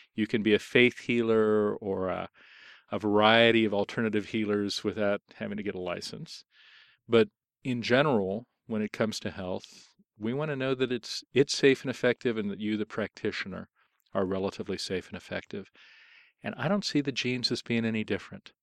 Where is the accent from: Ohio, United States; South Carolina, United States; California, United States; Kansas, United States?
Ohio, United States; Columbus; moved away; I was born on June twenty-fifth, nineteen fifty-two in Columbus, Ohio